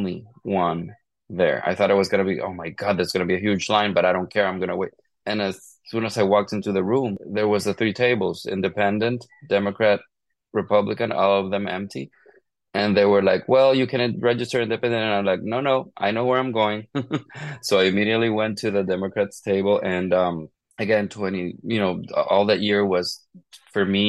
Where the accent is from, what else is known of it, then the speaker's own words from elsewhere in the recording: Honduras; moved away; growing up in Honduras, I grew up more part of a conservative